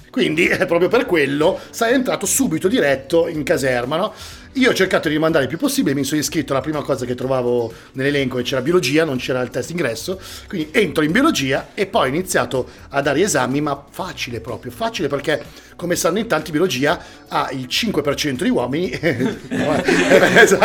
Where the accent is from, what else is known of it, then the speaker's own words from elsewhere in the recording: Milan, Lombardy, Italy; da buon milanese